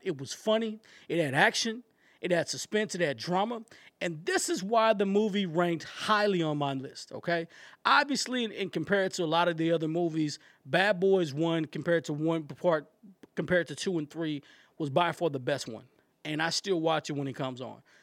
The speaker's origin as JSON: {"language": "English", "region": "East Texas", "country": "United States", "said": "I'm from East Texas"}